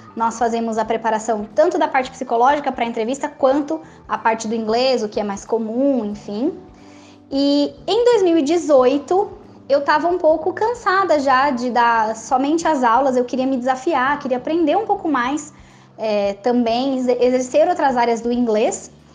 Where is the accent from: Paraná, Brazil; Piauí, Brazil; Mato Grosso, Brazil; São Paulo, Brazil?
São Paulo, Brazil; Jundiaí; Eu sou natural de Jundiaí, no interior de São Paulo